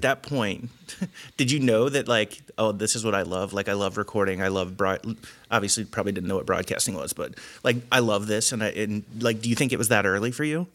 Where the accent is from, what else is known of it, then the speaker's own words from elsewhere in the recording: Indiana, United States; also born or lived in Cincinnati area; I grew up in Indiana